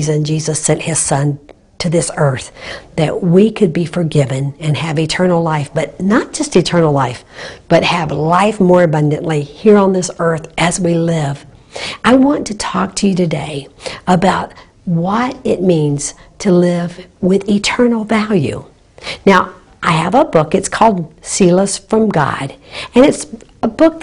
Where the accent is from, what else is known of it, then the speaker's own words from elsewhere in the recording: Naples, Florida, United States; Naples, Florida, my hometown